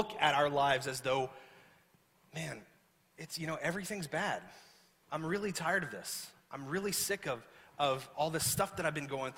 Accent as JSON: {"language": "English", "region": "the South", "country": "United States", "tie": "born or raised there", "moved": "yes", "said": "I grew up in the South where it's hot and humid."}